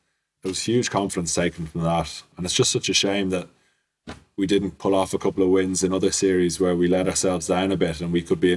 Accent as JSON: {"language": "English", "country": "Ireland", "said": "us as an Irish team"}